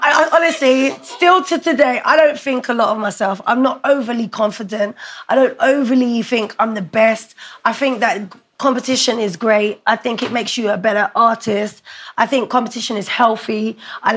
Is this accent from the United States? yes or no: no; London, United Kingdom; I grew up in Brixton, I wasn't from Battersea